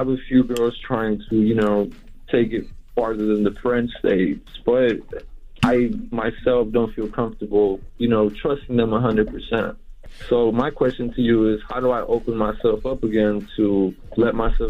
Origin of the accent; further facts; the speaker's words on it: Houston, Texas, United States; I'm from Houston.